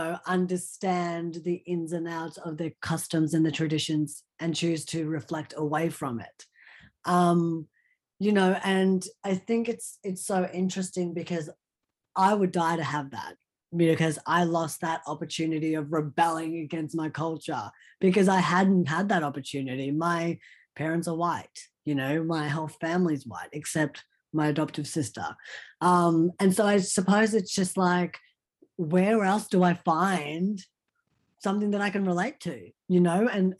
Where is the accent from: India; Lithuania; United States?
India; born there; I'm not trying to be Indian anything. I am Indian. I was born in India. I am from the motherland.